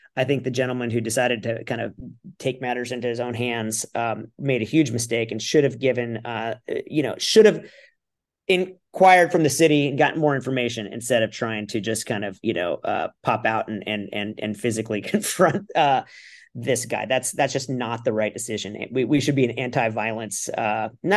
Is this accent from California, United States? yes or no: yes; California, United States; now in Lake Forest, United States; I'm from California